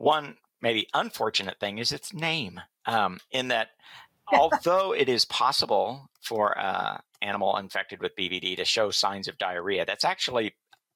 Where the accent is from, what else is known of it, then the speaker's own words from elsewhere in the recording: Kansas, United States; also born or lived in Illinois / Missouri; I grew up in Kansas and went to Kansas State University